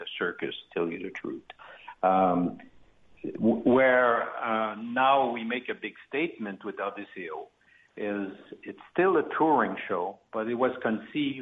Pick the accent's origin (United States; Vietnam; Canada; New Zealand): Canada; Quebec; we're from the French part of Canada, which is Quebec, province of Quebec, and we're more located in Montreal